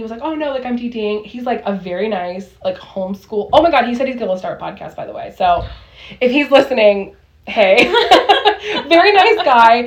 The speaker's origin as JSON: {"language": "English", "region": "Southern California", "country": "United States", "said": "we're from SoCal"}